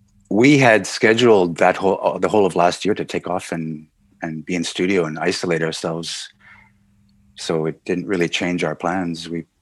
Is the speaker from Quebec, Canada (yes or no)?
yes; Montreal, Quebec, Canada; also born or lived in Nice, France; growing up in Montreal was unique in North America. It's an enclave in North America, French-speaking enclave in North America, very European influenced.